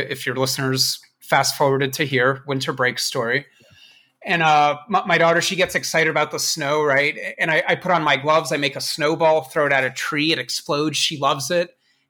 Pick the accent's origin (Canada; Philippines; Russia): Russia; born there; I was born in Russia, I speak Russian, and I pirate software.